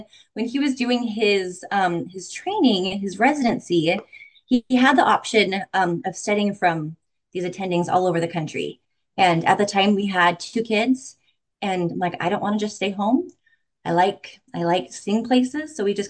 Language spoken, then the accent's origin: English; Utah, United States; also born or lived in Arizona; now in Missouri, United States; I'm from Utah. We're also from Arizona. We've also lived in Michigan, Colorado, Kentucky, Indiana.